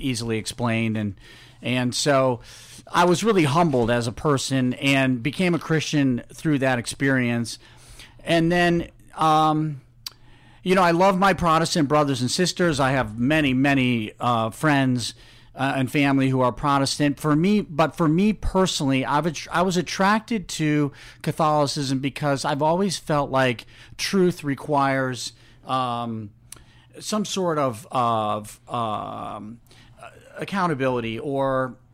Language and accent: English; Virginia, United States; also born or lived in Chicago, Illinois; now in Cincinnati, United States; I was born in Chicago, grew up in Virginia